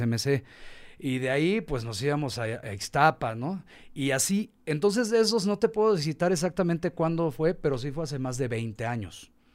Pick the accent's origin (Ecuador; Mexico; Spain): Mexico; also born or lived in Tulum; nosotros somos mexicanos